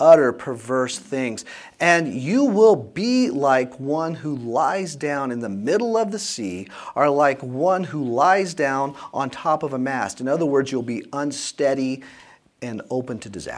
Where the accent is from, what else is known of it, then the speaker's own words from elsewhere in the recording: South Louisiana, United States; Growing up in South Louisiana, when I was taking my driver's ed course, so that was in 1980